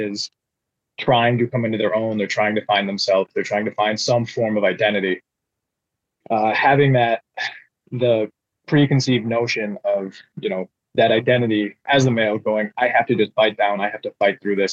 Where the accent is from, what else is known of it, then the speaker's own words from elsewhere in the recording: Upper Peninsula of Michigan, United States; where I grew up in the Upper Peninsula of Michigan